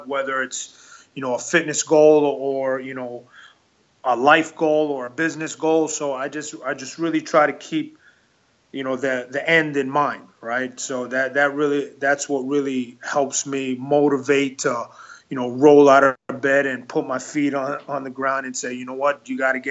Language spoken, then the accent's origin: English; New York City, New York, United States; also born or lived in Elmhurst, Queens / Queens Village, Queens; I was born in Elmhurst, New York, or Queens, New York, and my family moved to Queens Village, New York when I was about 8 years old.